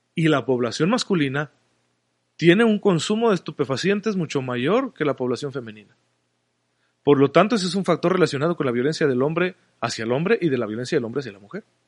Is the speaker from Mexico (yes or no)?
yes; Mexico; como sociedad mexicana